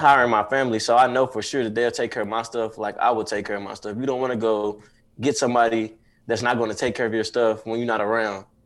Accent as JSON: {"language": "English", "town": "Dallas", "region": "Texas", "country": "United States", "said": "I'm from Dallas, Texas"}